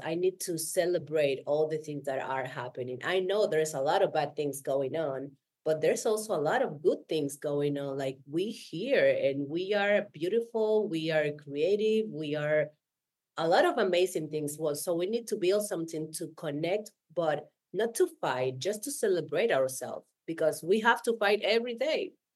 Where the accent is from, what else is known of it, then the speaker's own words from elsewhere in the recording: Dominican Republic; English is a second language; moved away as an adult; now in Buenos Aires, Argentina; I was born in Dominican Republic, but I live in Buenos Aires in 2010